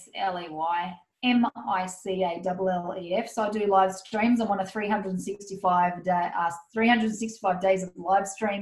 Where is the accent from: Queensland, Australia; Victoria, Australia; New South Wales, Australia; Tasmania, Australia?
New South Wales, Australia; Goulburn; No, I'm in my hometown at the moment.